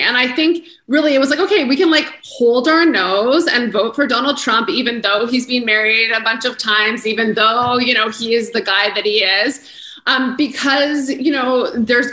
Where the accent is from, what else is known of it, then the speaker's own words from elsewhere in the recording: Canada; as Canadians, as a Canadian